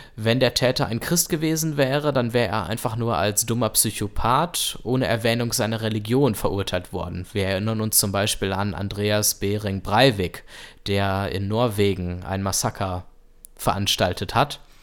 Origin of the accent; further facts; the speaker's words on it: Germany